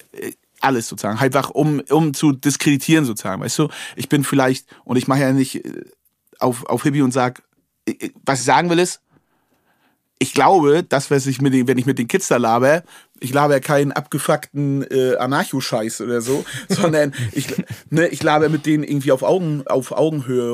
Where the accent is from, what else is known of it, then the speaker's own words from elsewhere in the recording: Wolgast region, Mecklenburg-Vorpommern, Germany; in Wolgast an der Schule